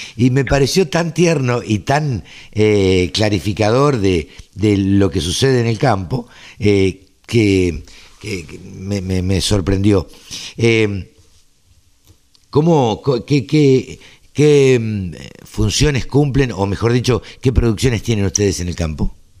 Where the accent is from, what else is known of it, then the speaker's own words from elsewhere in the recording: Maipú, Buenos Aires Province, Argentina; yo soy oriundo de Maipú